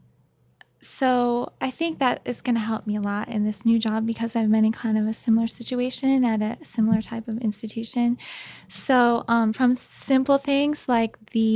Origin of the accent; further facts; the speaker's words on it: Ohio, United States; moved away as an adult; also born or lived in Nagoya, Japan; now in Japan; I'm from Ohio